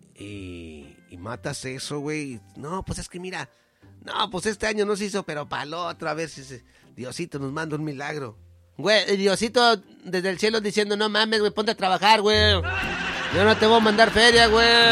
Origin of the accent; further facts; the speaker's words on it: Mexico; yo como mexicano